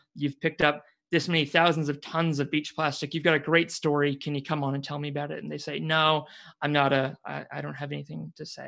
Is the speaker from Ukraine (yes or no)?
no; Waikato, New Zealand; moved away; also born or lived in Suzhou, China; the area I'm from, Waikato